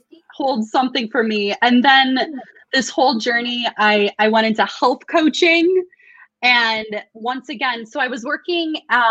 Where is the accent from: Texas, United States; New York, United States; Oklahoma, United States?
New York, United States; Buffalo; also born or lived in Boston; I'm from Buffalo.